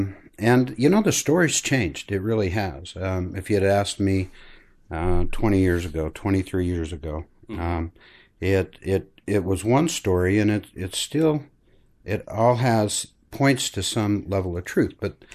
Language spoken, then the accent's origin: English; Granger, Utah, United States; I grew up here in Salt Lake, actually Granger, Utah, and Granger, a family, mother, father, brother, sister.